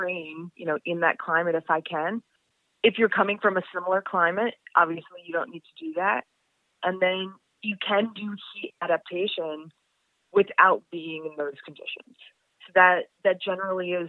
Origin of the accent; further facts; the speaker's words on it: New England, United States; I'm from New England.